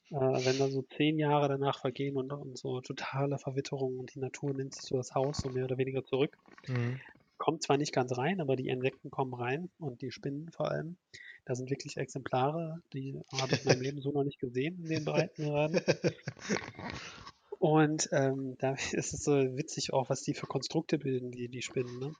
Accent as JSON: {"language": "German", "town": "Oberhausen", "region": "North Rhine-Westphalia", "country": "Germany", "said": "also für Ruhrgebietsverhältnisse, ich komme ja aus Oberhausen, da gibt es fünf Autobahnen in Oberhausen."}